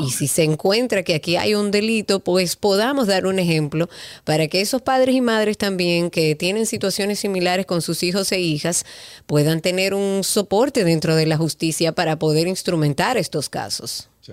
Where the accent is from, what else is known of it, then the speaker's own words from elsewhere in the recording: Dominican Republic; A nosotros como dominicanos